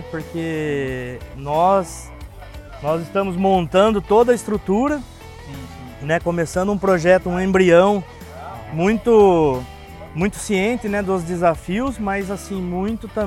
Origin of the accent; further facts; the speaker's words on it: Paraná, Brazil; Eu venho do Paraná, né, de cooperativas que o produtor ele simplesmente ele fala, eu preciso do produto